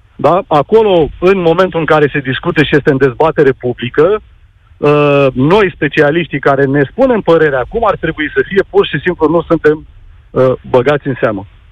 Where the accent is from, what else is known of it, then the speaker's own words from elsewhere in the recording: Bucharest, Romania; Sunt din București